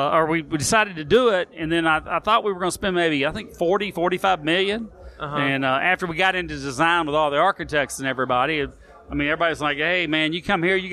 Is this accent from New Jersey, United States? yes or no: no; Memphis, Tennessee, United States; moved away as an adult; also born or lived in New York; I grew up in Orange Mountain, though.